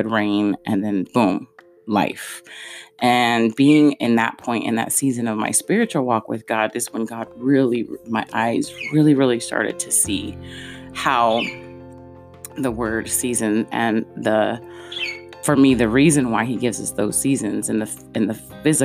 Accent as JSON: {"language": "English", "region": "California", "country": "United States", "tie": "born or raised there", "also_born_or_lived": "Ohio / Nebraska", "moved": "as an adult", "said": "I am originally from California."}